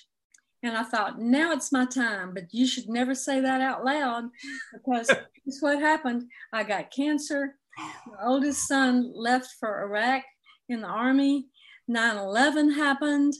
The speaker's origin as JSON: {"language": "English", "town": "Jackson", "region": "Mississippi", "country": "United States", "also_born_or_lived": "Oxford, Mississippi", "said": "I'm from Jackson, Mississippi, and I went to school at Ole Miss in the 60s"}